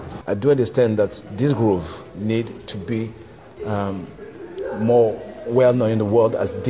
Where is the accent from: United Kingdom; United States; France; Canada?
France; also born or lived in Congo; I was born in Congo, but I grew in France